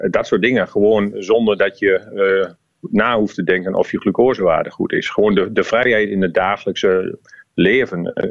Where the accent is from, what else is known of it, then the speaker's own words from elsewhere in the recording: Netherlands; ik als Nederlander.